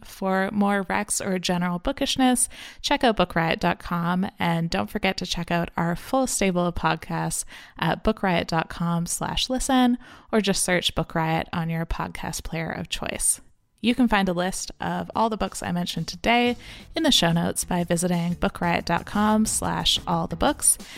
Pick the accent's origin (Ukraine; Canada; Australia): Canada; I'm Canadian